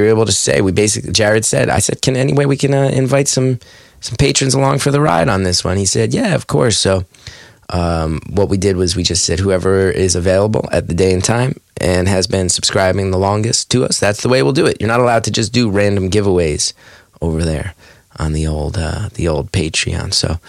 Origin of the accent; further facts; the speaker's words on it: West Orange, New Jersey, United States; It's in my hometown of West Orange. It's right there on right on Mount Pleasant Avenue, right by the Metropolitan Plant Exchange, right next to where my high school girlfriend lived.